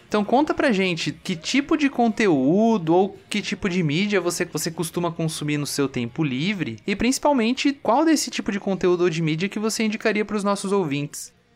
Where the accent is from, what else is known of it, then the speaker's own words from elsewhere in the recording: São Paulo, Brazil; now in Piracicaba, Brazil; eu sou daqui de São Paulo